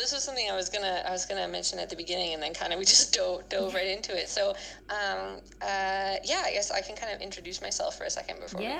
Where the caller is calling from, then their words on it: New Brunswick, Canada; I am calling in from New Brunswick, Canada, which is just a little bit north of Maine